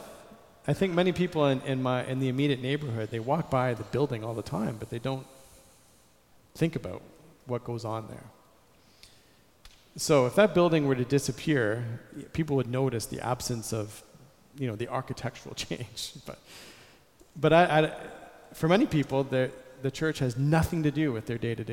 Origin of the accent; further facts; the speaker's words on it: Canada; I'm a Canadian. I grew up in Canada.